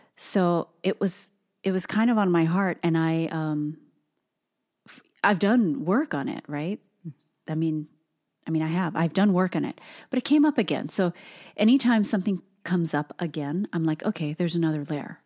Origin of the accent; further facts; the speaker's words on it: Hawaii, United States; we have many generations of our family, um, being born and raised on the islands